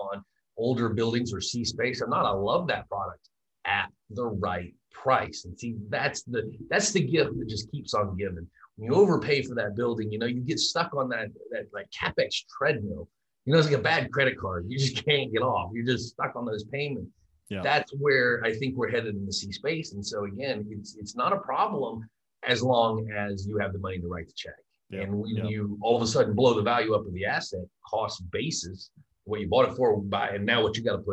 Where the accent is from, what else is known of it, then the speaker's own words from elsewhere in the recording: Georgia, United States; I'm from Georgia, so we rednecks